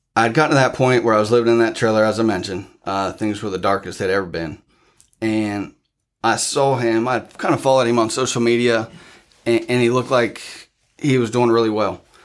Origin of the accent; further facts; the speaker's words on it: Newark, Ohio, United States; moved away as an adult; now in Flatwoods, United States; originally from Newark, Ohio.